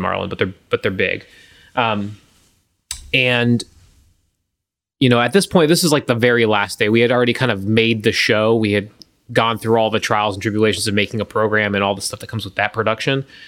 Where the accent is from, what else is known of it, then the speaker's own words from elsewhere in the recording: Gulf Coast, United States; I grew up on the Gulf